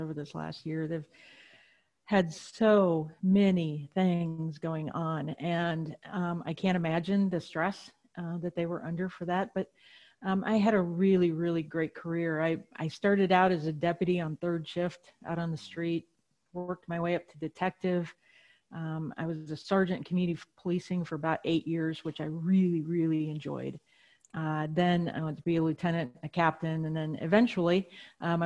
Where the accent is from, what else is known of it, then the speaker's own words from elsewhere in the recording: Wisconsin, United States; I was raised in Wisconsin